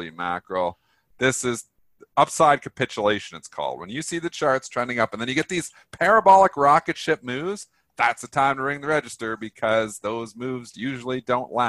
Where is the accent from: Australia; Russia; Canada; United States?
Canada; I'm Canadian